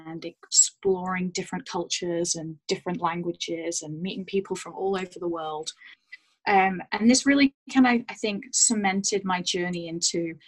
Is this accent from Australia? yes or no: no; United Kingdom; moved away as an adult; also born or lived in Banff, Alberta; now in Vancouver, Canada; I'm British, born and raised in the UK, between Manchester and Leeds